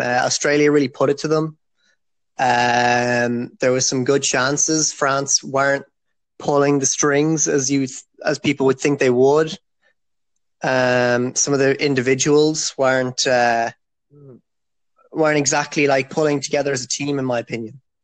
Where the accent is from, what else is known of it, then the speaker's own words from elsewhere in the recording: Ireland; I'm from Ireland.